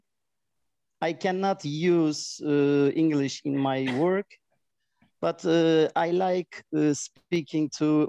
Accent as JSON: {"language": "English", "region": "Adana", "country": "Turkey", "second_language": "English", "said": "I am from Adana, which is in the south of Turkey."}